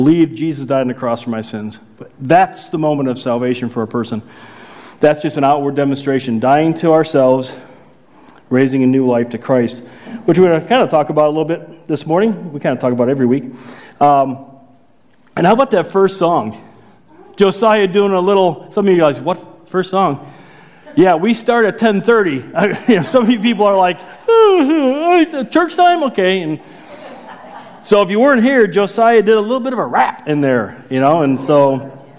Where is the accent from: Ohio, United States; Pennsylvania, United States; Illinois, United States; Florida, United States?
Illinois, United States; outside Chicago; moved away; I grew up outside Chicago